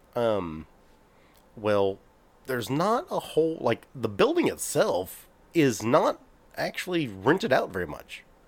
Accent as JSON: {"language": "English", "region": "Texas", "country": "United States", "said": "we're from Texas"}